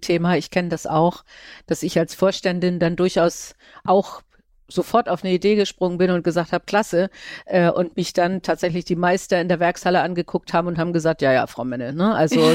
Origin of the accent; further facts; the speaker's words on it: Kiel, Schleswig-Holstein, Germany; Ich komme ja nun aus Kiel, äh, ist ja auch ziemlich klein